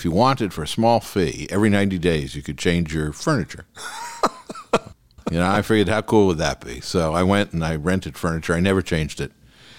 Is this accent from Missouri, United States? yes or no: no; New York, United States; now in Beverly Hills, United States; I came from New York. I came to California in 1982. Beverly Hills in 94.